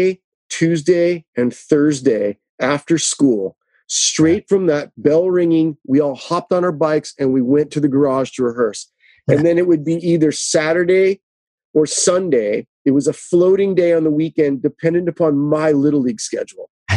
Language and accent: English; Los Angeles, California, United States; I was born and raised out here